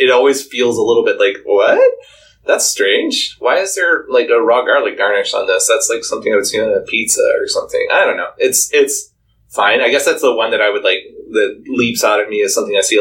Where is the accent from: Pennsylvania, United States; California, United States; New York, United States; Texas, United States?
Texas, United States; now in Canada; as a Texan